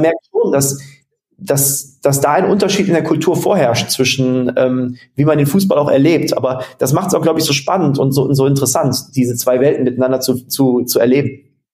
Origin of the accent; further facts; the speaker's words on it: Germany; now in Netherlands; ich bin Deutscher